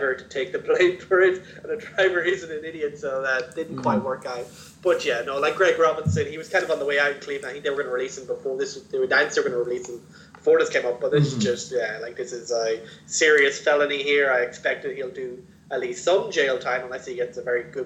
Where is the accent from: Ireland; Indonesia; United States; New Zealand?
Ireland; we're both from Ireland, both from Europe